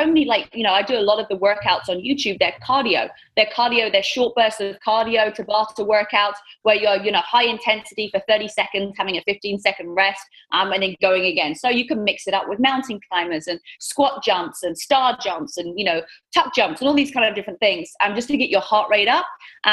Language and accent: English; England, United Kingdom; accent: British; moved away as an adult; now in Southern California, United States; growing up in England